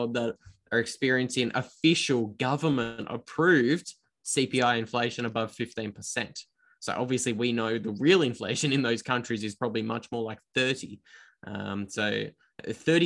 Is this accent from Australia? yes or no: yes; Australia; accent: Australian; my Australian accent